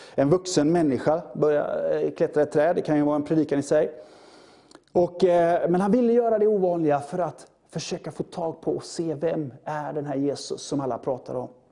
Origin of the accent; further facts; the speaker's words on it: Sweden; vi är som svenskar